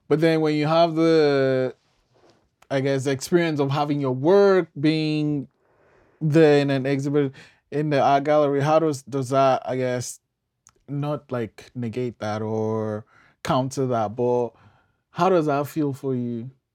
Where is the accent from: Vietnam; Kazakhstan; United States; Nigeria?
Nigeria; now in Canada; I'm from Nigeria